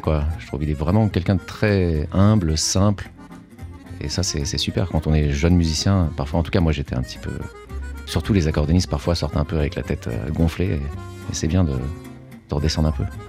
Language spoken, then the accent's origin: French; France; moved away as an adult; now in New York, United States; même si je suis d'origine portugaise, euh, je suis né en France, j'ai grandi en France